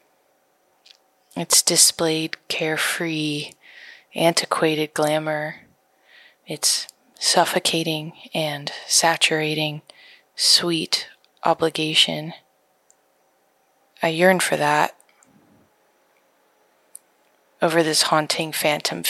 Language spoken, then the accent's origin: English; Miami, Florida, United States; my hometown. The place I was born is also the place I witnessed my mother